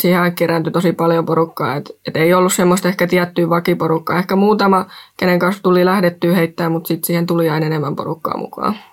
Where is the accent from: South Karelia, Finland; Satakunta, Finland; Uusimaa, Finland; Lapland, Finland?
Satakunta, Finland; Rauma; mä tuun Raumalta